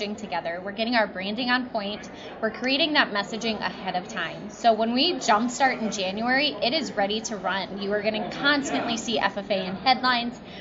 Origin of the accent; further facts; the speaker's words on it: Delavan, Wisconsin, United States; I was born and bred in Delavan, Darien